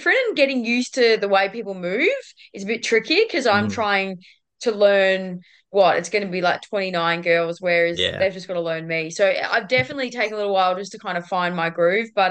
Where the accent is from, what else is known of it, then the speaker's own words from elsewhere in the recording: Ballarat, Victoria, Australia; moved away as an adult; also born or lived in Queensland / Port Adelaide; now in Geelong, Australia; I'm not actually a Queenslander. I'm actually originally from Ballarat.